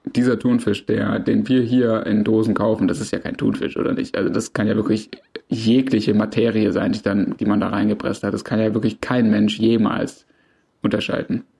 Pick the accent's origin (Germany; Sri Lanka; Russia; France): Germany; Swabia; ich als Schwabe